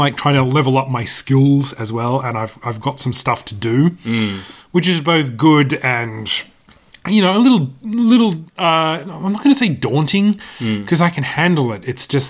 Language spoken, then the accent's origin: English; Australia; I'm used to heat because I'm an Australian.